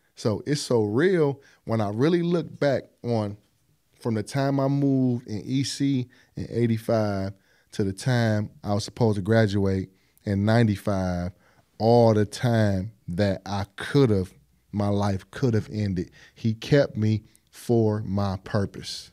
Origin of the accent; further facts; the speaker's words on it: East Cleveland, Ohio, United States; also born or lived in Buckeye area, Cleveland, Ohio; we moved to E C in nineteen eighty-five. So I'm not from E C.